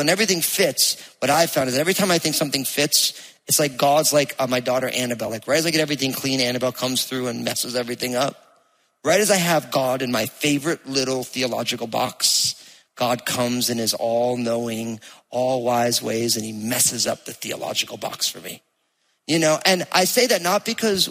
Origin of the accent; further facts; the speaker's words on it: New Jersey, United States; accent: Jersey; my Jersey accent